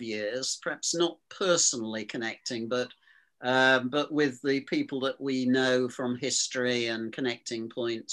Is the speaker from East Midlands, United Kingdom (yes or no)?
yes; Lincoln, East Midlands, United Kingdom; I come from Lincoln. I was actually born in the city of Lincoln